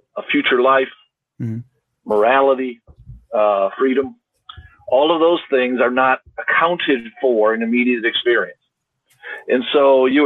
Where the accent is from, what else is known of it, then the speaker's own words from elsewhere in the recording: United States; I'm an American, I'm at Trinity